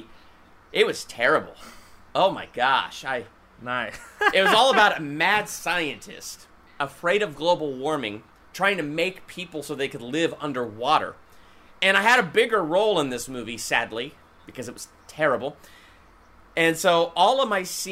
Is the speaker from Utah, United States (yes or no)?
no; Columbus, Ohio, United States; I was born and raised in Columbus, Ohio